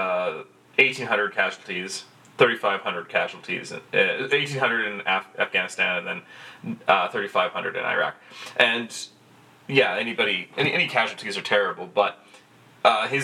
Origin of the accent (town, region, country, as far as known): Canada